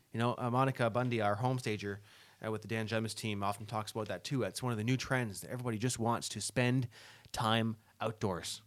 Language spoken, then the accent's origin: English; LaSalle, Ontario, Canada; I grew up in La Salle